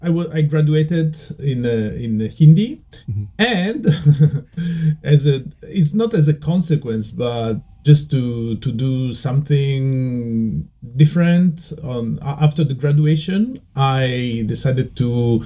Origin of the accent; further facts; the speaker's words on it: Veneto, Italy; English is a second language; And I moved to Venice, the kind of the biggest city closer to my hometown to study at the university.